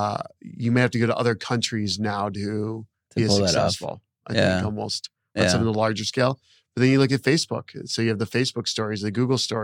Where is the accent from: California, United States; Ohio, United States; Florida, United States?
Florida, United States; around Disney; I grew up around Disney